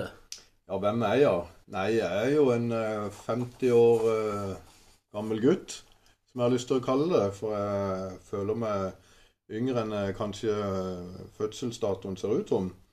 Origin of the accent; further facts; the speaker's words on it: Kristiansand, Agder, Norway; also born or lived in Åseral; now in Mandal, Norway; jeg er jo opprinnelig fra Kristiansand. Jeg eh, var noen år oppe i Åsral før jeg kom ned til Mandal